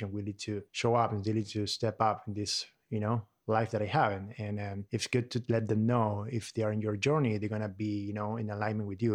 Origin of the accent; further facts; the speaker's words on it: Buenos Aires, Argentina; English is a second language; moved away as an adult; now in United States; I'm from Argentina, um, Buenos Aires, and I came to this country like seven years ago